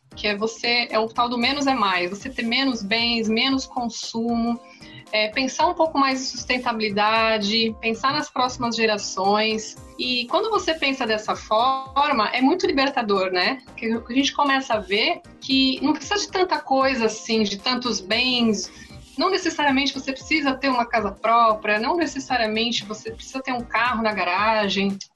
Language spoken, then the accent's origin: Portuguese; Santos, São Paulo, Brazil; eu sou aqui da cidade de Santos